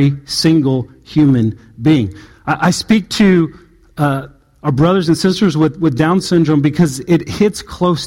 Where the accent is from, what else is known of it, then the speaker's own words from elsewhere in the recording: Southern California, United States; moved away; where I grew up in Southern California